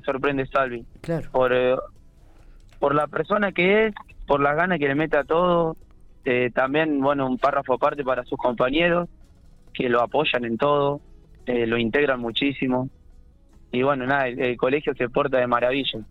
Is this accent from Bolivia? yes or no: no; General Pico, La Pampa, Argentina; Yo soy de General Pico